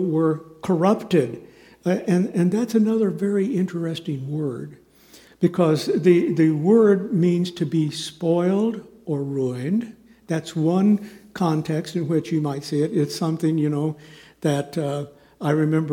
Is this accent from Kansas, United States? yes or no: yes; Kansas City, Kansas, United States; moved away; also born or lived in Southern California / Chicago; Linda and I grew up in Kansas City, on the Kansas side, thankfully. And we went to rival high schools. I went to Shawnee Mission North High School out in Johnson County